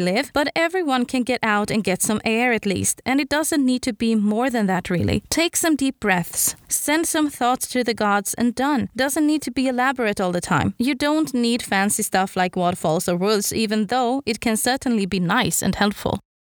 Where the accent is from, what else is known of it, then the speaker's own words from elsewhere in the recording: Sweden; English is a second language; I'm Swedish after all. English is not my first language.